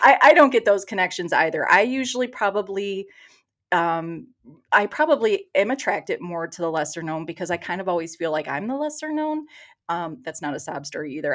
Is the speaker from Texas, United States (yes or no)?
yes; Texas, United States; accent: Michigan; moved away as an adult; also born or lived in Michigan; now in Detroit, United States; when I was about seven or eight years old, we moved to Texas. So, I grew up in Texas